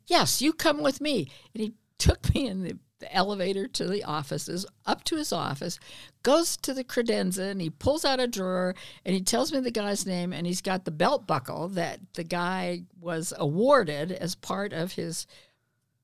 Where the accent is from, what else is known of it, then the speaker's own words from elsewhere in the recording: Reno, Nevada, United States; also born or lived in Portland, Oregon / Battle Mountain, Nevada; I grew up in Reno